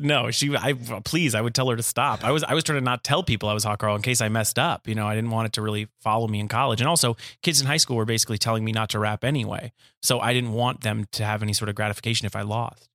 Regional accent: Los Angeles, California, United States; I grew up in Woodland Hills, California

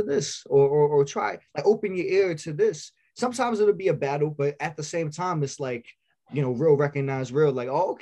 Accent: New York City, New York, United States; We're from Staten Island

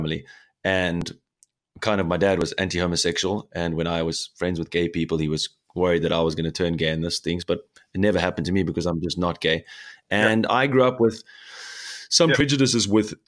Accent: South Africa; now in Germany; here in Germany, especially because I'm from South Africa.

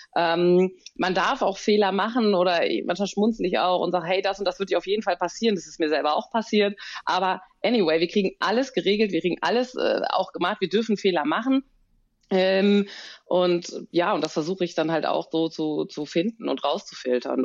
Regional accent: Bonn, North Rhine-Westphalia, Germany; ich bin ja eine gebürtige Bonnerin

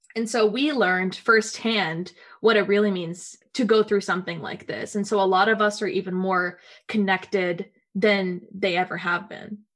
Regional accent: Nashville, Tennessee, United States; moved away as an adult; now in Washington, D.C., United States; growing up in the South in America, um, the American South

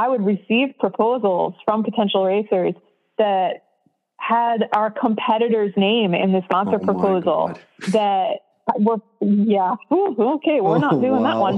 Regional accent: New York City, New York, United States; I grew up in New York City

